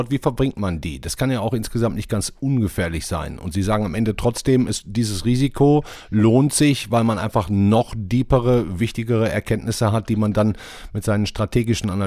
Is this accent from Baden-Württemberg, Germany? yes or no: no; North Rhine-Westphalia, Germany; Sonne und Sonne, wie man in meiner Heimat NRW sagt.